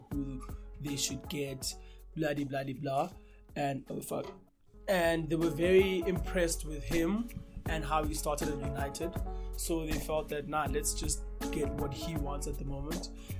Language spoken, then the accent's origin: English; South Africa